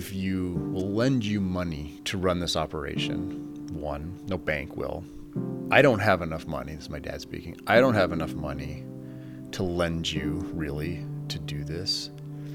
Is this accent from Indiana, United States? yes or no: no; Fort Morgan, Colorado, United States; moved away; also born or lived in Stanford, California; So I was raised in Fort Morgan, Colorado, on a very large family farm.